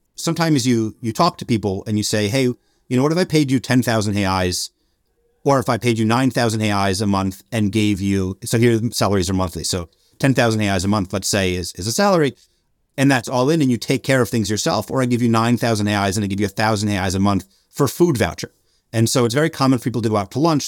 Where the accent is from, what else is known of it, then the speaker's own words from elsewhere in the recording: Albany, New York, United States; moved away as an adult; also born or lived in Montreal, Canada / Washington, D.C.; now in Brazil; I'm, I'm from Albany. I'm from upstate New York